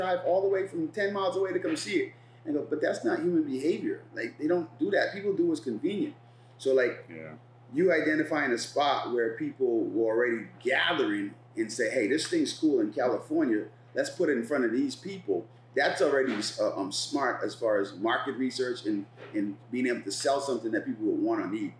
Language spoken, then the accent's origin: English; Bahamas; moved away; I'm an immigrant from the Bahamas, my first job here, I was a dishwasher.